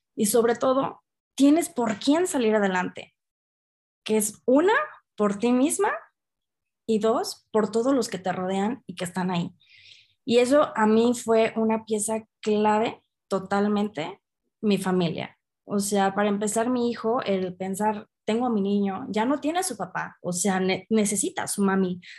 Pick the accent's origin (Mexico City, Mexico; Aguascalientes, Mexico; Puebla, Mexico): Aguascalientes, Mexico; de aquí de, de Aguascalientes, de donde yo soy de México